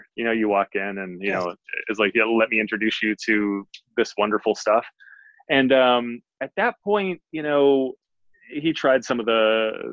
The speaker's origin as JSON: {"language": "English", "town": "Detroit", "region": "Michigan", "country": "United States", "tie": "born or raised there", "said": "I grew up in a housing project in Detroit, Michigan"}